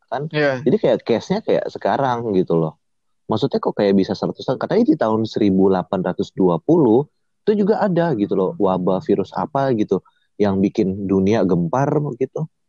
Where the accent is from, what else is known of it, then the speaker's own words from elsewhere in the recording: Manado, North Sulawesi, Indonesia; misalnya dari daerah asal gue ya Manado udah itu manusia-manusia di sana tuh udah bertahun-tahun makan kelelawar coy